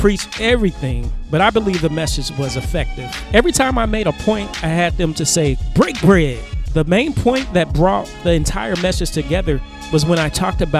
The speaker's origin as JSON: {"language": "English", "town": "Cincinnati", "region": "Ohio", "country": "United States", "tie": "born or raised there", "said": "I was raised in the Cincinnati area and I was also raised in that church. It's a Pentecostal church."}